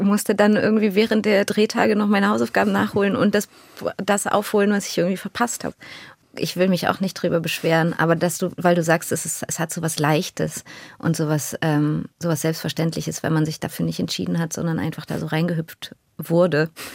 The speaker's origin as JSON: {"language": "German", "region": "Berlin", "country": "Germany", "tie": "born or raised there", "said": "Ich bin in Deutschland geboren"}